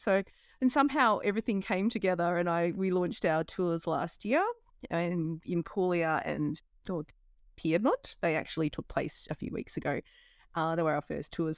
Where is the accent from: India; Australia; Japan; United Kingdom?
Australia; moved away as an adult; I left home when I was eighteen from Australia